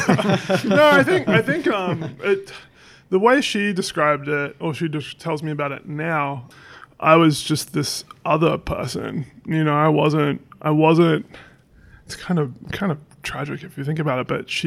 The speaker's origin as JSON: {"language": "English", "town": "Seaford", "region": "Victoria", "country": "Australia", "tie": "born or raised there", "also_born_or_lived": "Inglewood, California", "moved": "as an adult", "lives_now": "United States", "said": "Melbourne. So, well, I grew up about 45 minutes from the city in this little suburb called Seaford"}